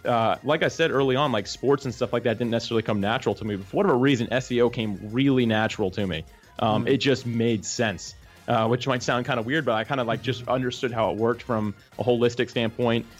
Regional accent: Jacksonville, Florida, United States; I was actually born and raised Jacksonville, Florida

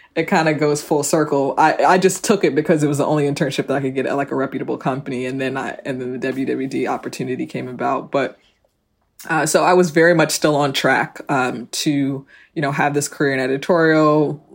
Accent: South Orange, New Jersey, United States; I grew up in South Orange

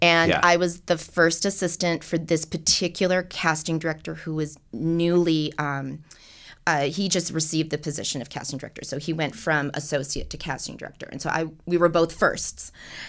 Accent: Seattle, Washington, United States; also born or lived in Los Angeles; And so I grew up in Seattle. I went back to Seattle after college. I am an LA native. There's very few of us.

